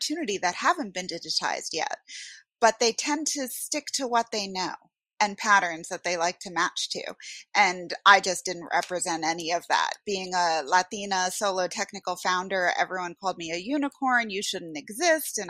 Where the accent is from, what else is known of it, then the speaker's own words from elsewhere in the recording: Westchester County, New York, United States; also born or lived in Bronx, New York / Norway; I am a Puerto Rican from the Bronx. I grew up mostly in Westchester County, so very affluent suburb of New York City